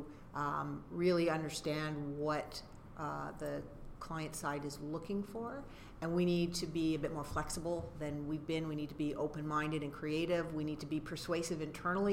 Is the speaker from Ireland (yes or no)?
no; Canada; we're Canadian